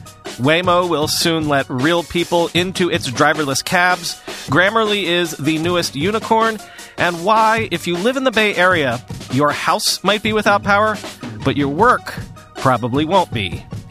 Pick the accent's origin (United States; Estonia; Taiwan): Taiwan; also born or lived in Hong Kong; I am ethnically Chinese. I was born in Taiwan and I lived in Hong Kong for a time.